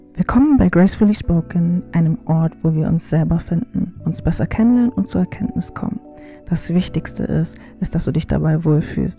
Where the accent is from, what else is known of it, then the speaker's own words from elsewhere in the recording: Bavaria, Germany; moved away as an adult; now in North Rhine-Westphalia, Germany; Ich bin in Bayern geboren, aufgewachsen und wohne jetzt ähm, seit kurzem in NRW, um zu studieren